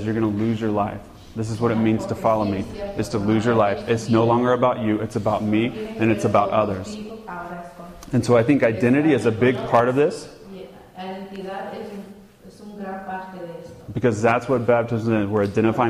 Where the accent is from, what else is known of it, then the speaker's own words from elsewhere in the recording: United States; moved away; I'm a gringo. I'm an American. I'm native born.